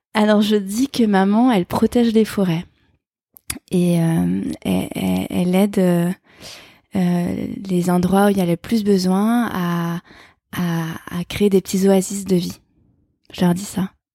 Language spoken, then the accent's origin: French; France; Je suis née en France